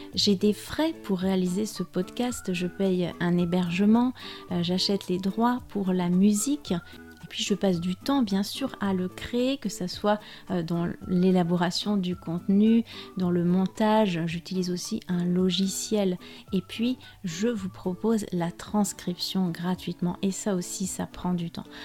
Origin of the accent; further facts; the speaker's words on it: France; je suis française